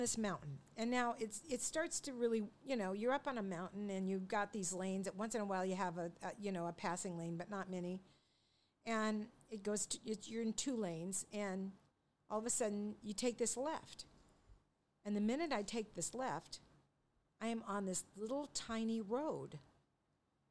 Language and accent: English; Longview, Washington, United States; I grew up in Longview, Washington